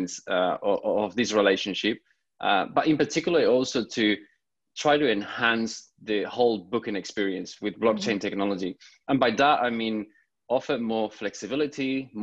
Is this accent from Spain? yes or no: yes; Spain; I'm originally from Spain